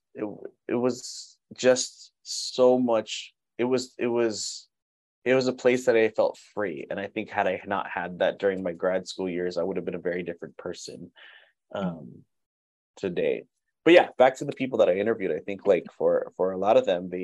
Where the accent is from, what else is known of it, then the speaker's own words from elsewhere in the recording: Pomona area, Southern California, United States; I had a tenured job offer at the school I'm at, Cal Poly Pomona